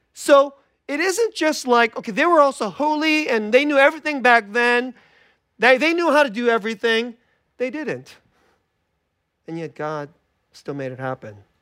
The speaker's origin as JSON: {"language": "English", "area": "Bay Area", "region": "California", "country": "United States", "tie": "born or raised there", "said": "I grew up in the Bay Area"}